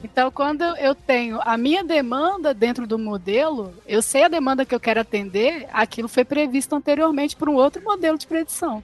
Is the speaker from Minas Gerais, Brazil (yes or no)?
yes; Belo Horizonte, Minas Gerais, Brazil; Eu sou aqui de Belo Horizonte, né? De Minas Gerais